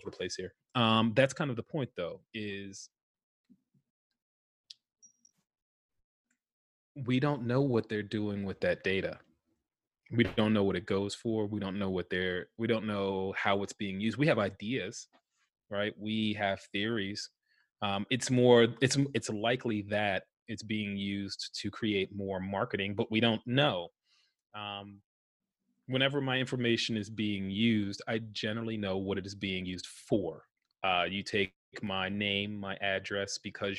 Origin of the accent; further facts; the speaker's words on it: New Jersey, United States; now in Washington, D.C., United States; I was born in New Jersey and I live in Washington, D.C. now